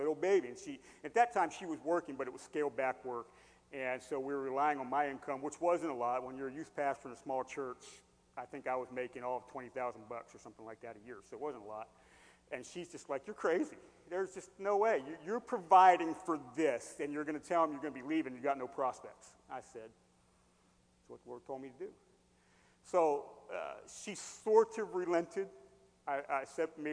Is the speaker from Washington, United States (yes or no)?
no; Hershey, Pennsylvania, United States; moved away; also born or lived in Carlisle, Pennsylvania; I grew up in Hershey.